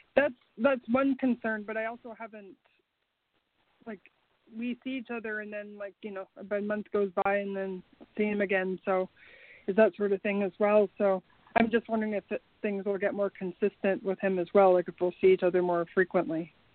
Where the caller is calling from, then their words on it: Canada; I'm calling from Canada